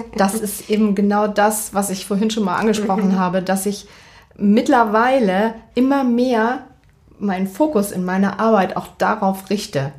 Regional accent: Verden an der Aller, Lower Saxony, Germany; moved away as an adult; now in Hamburg, Germany; ich komme aus Pferden das ist für diejenigen, die das nicht kennen, zwischen Bremen und Hannover, Pferden

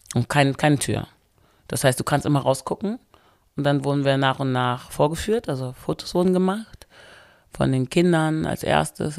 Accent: Wermelskirchen, North Rhine-Westphalia, Germany; Wermskirchen, da wo ich herkomme

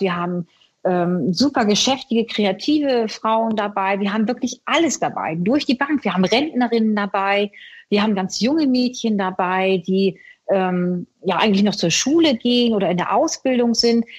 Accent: Bremen, Germany; ich bin ja in Bremen geboren

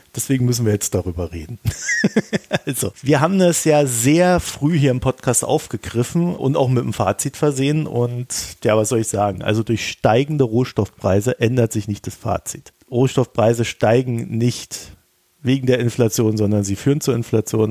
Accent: Germany; ich als Deutscher

